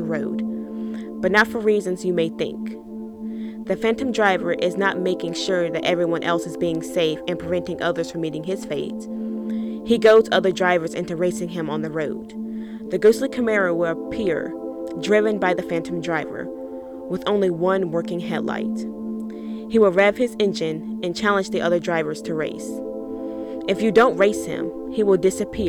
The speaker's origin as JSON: {"language": "English", "region": "Virginia", "country": "United States", "said": "my own home state of Virginia"}